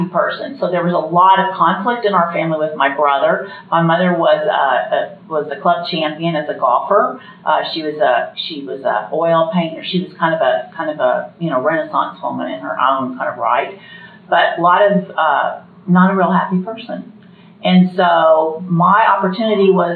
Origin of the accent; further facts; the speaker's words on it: Indianapolis, Indiana, United States; I grew up in Indianapolis, and I'm the oldest